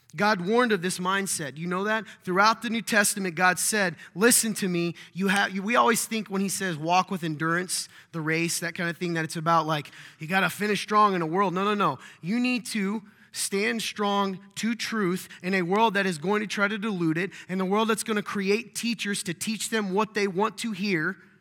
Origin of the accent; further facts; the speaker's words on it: the South, United States; I'm from the South